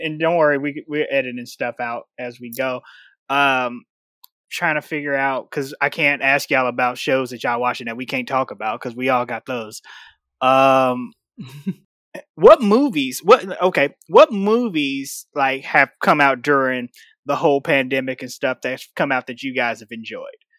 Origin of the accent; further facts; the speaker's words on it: Chicago, Illinois, United States; I'm from Chicago